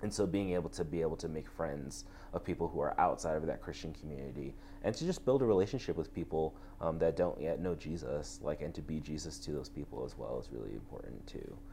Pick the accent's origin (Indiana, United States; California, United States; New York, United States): New York, United States; moved away as an adult; also born or lived in Texas; growing up in New York, um, I think one of the biggest things was I went to public school my whole life